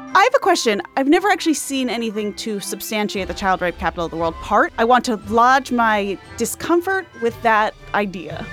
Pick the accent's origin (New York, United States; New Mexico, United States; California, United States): New York, United States; Great Neck; my hometown synagogue, uh, Temple Israel of Great Neck